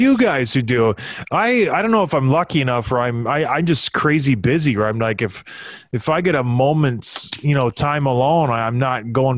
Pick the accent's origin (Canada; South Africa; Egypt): Canada; Edmonton, Alberta; The town where I was born in Edmonton, Alberta, on a blustery fall day, September 26, 1982, I was born. Lived in the North End in a trailer park. Like, I am Edmonton.